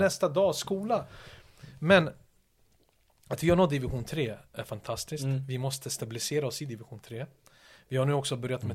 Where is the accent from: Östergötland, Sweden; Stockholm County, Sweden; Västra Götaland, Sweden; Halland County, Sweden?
Stockholm County, Sweden; Stockholm; moved away as an adult; also born or lived in Yugoslavia / Manchester; Mina områden ute i Järva där jag växte upp